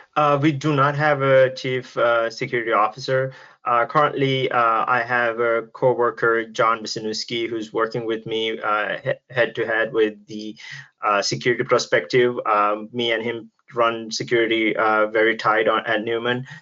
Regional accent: Sri Lanka; now in United States; I'm actually originally from Sri Lanka. Uh, now I'm living in US

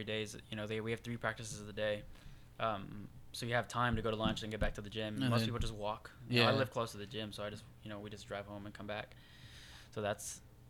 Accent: Houston, Texas, United States; moved away as an adult; now in Sacramento, United States; born and raised in Houston, Texas.

